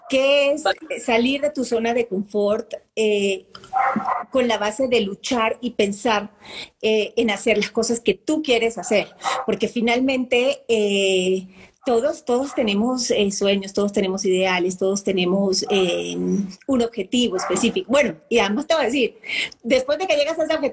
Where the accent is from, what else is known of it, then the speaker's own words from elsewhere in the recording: Colombia; entre colombianos y venezolanos estamos así como cerquita.